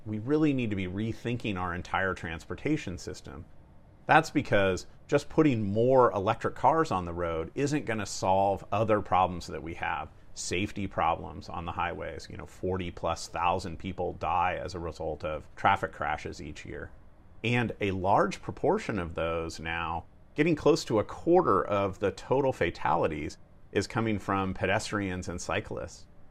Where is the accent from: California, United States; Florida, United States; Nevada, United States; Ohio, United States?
California, United States; Napa; I grew up in Northern California, in a small town called Napa